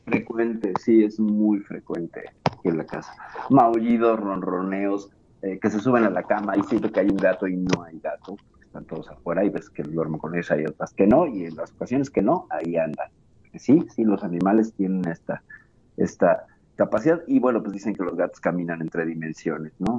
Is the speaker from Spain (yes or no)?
no; Mexico; aquí en mi país